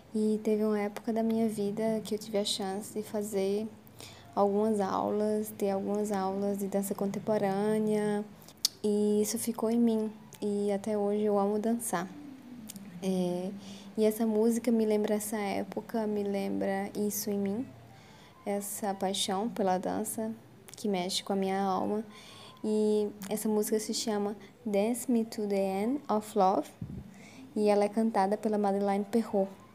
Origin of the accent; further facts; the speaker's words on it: Northeast Region, Brazil; Como nordestina e vinda de família nordestina